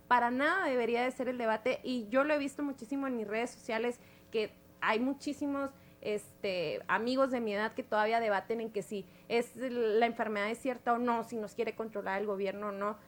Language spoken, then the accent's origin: Spanish; Nuevo Casas Grandes, Chihuahua, Mexico; del municipio donde yo soy, de Nuevo Casas Grandes